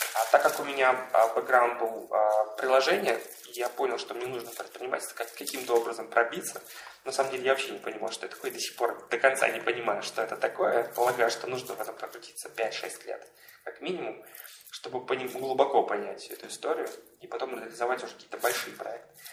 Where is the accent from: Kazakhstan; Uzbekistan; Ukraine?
Uzbekistan; Tashkent; moved away as an adult; now in Moscow, Russia; Я из Ташкента приехал